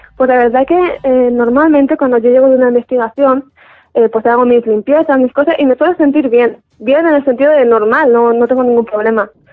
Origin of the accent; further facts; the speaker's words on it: Alicante, Valencian Community, Spain; yo soy de Alicante